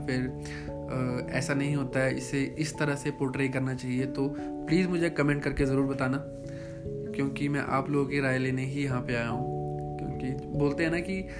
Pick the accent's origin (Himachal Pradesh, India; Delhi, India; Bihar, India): Himachal Pradesh, India; Chamba; मैं चंबा का रहने वाला हूँ चंबा हिमाचल प्रदेश का एक बहुत ही छोटा सा सिटी है